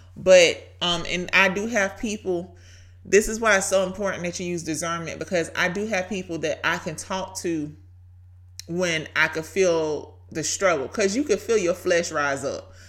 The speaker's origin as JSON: {"language": "English", "town": "Brunswick", "region": "Georgia", "country": "United States", "tie": "born or raised there", "accent": "Southern", "said": "Brunswick, Georgia, my hometown"}